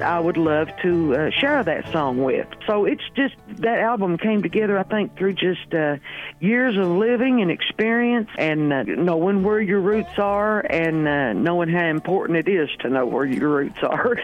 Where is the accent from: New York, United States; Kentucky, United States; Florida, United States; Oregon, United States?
Kentucky, United States; my home state from east to west